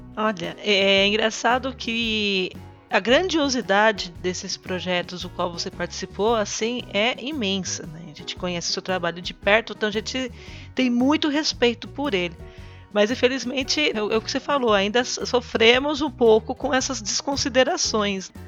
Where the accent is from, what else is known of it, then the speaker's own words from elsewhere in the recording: Brazil; Aqui no Brasil